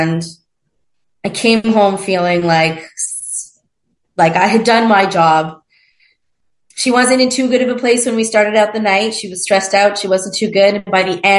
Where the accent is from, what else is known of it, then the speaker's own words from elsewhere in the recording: Montreal, Quebec, Canada; moved away as an adult; also born or lived in Toronto / Mexico; in Montreal, my hometown